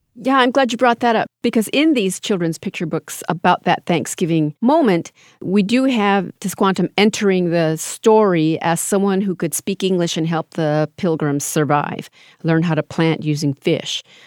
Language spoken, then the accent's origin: English; United States; We are Native Americans, we are American Indians